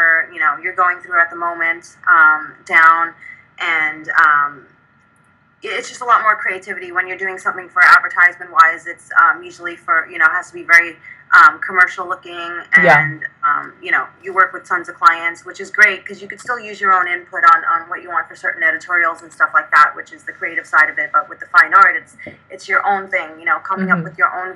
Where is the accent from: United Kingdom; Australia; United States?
United States; New York City, New York; moved away as an adult; now in Arizona, United States; We grew up in New York. And we were great friends throughout high school